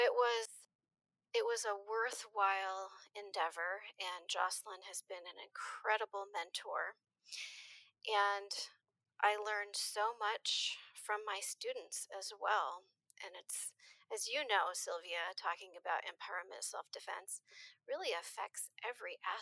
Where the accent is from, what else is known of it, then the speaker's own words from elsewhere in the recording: a small town in Minnesota, United States; moved away as an adult; also born or lived in Rochester, Minnesota; now in Eugene, United States; I grew up in a small town in Minnesota.